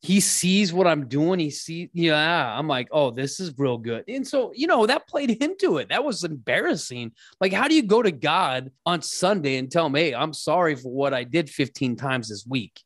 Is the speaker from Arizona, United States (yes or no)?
yes; Scottsdale, Arizona, United States; also born or lived in Mesa; I grew up in Scottsdale